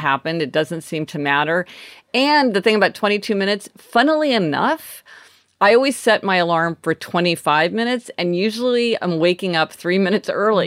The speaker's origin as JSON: {"language": "English", "town": "Kansas City", "region": "Missouri", "country": "United States", "tie": "born or raised there", "moved": "as an adult", "lives_now": "New York City, United States", "said": "today I am in my hometown of Kansas City with my family"}